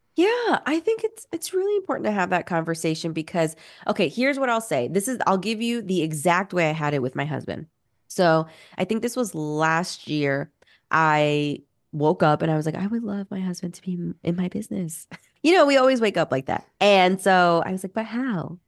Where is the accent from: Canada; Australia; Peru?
Peru; moved away; I'm originally from Peru